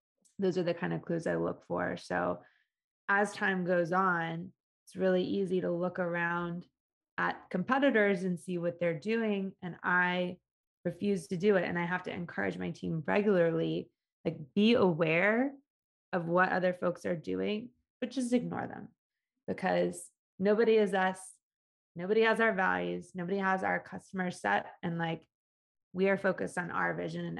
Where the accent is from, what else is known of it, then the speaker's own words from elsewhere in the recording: Atlanta, Georgia, United States; I grew up in Atlanta